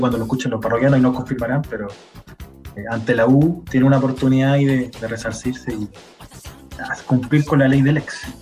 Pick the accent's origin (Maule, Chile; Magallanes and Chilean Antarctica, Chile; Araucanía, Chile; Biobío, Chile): Maule, Chile; Curicó; now in Santiago Metropolitan Region, Chile; me fui alejando más de Curicó en realidad, de la ciudad